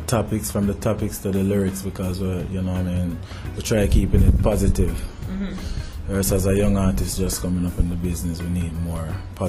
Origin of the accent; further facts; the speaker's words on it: Clarendon, Jamaica; also born or lived in Spanish Town, St. Catherine / St. Ann / Kingston; I was born in Spanish Town. Left and went to Clarendon, where I grew up. Went to Clarendon College, and after that moved back to the city